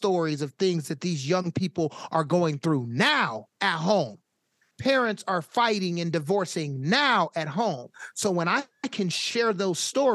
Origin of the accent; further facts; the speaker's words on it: Sacramento, California, United States; I was born and raised in Sacramento